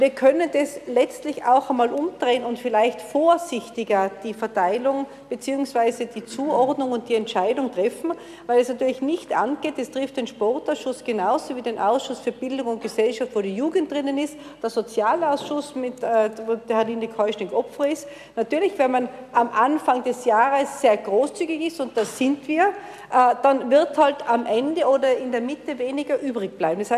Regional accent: Innsbruck, Tyrol, Austria; Und man hat als Innsbrucker den Luxus, dass man fast tagtäglich aus diesen ganz verschiedenen Bereichen wählen kann.

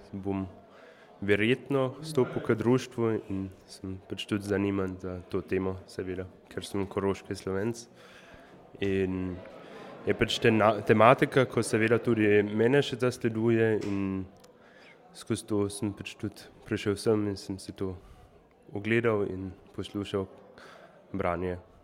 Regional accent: Šmihel, Carinthia, Austria; prihajam tukaj iz Šmihela oziroma iz sosednje vasi

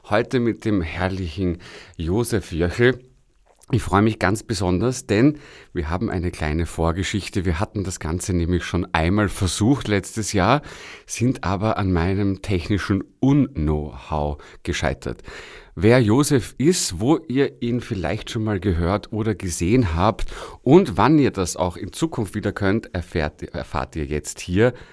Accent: Kitzbühel, Tyrol, Austria; now in Vienna, Austria; ich bin aus Kitzbühel.

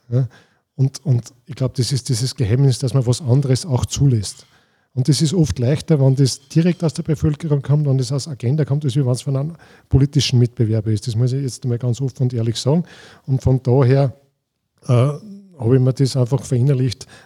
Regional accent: Scharnstein, Upper Austria, Austria; bei uns in Scharnstein

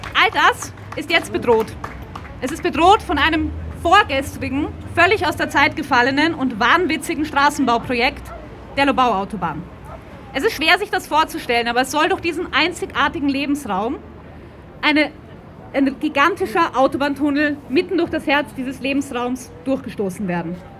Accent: Vienna, Austria; Ich bin Wienerin und wenn man in einer so großen Stadt aufwächst

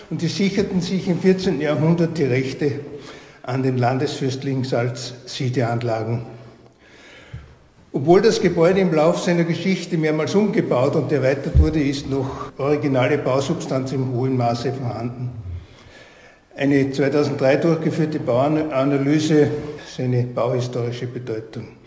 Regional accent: St. Martin am Grimming, Styria, Austria; born there; now in Bad Aussee, Austria; Ich bin gebürtig aus St. Martin am Gleming, bin seit 1975 hier in Badersee.

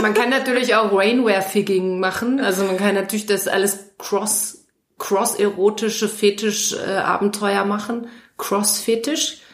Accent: Germany; ich als Deutsche

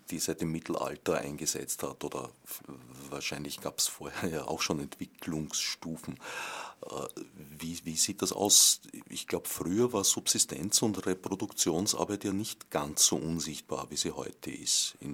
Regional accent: Vienna, Austria; ich kann mich erinnern, wo ich aufgewachsen bin am Stadtrand von Wien, da waren viele Weingärten

